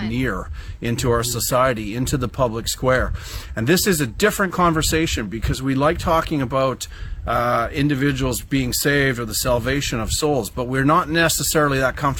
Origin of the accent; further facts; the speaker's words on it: Canada; as a Canadian that loves Canada